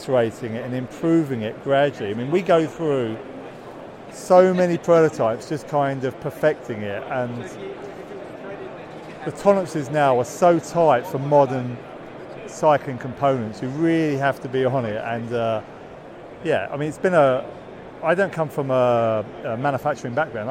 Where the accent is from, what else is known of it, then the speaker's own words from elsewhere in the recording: United Kingdom; accent: British; moved away; my British accent